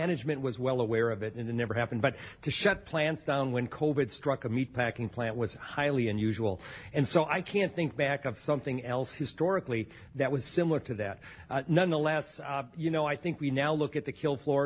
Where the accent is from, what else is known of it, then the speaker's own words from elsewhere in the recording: United States; we as American farmers